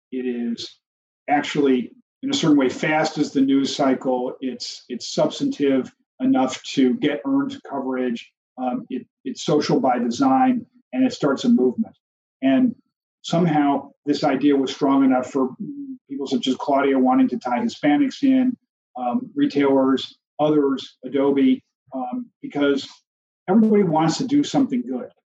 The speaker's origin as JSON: {"language": "English", "town": "Chicago", "region": "Illinois", "country": "United States", "said": "I'm from Chicago"}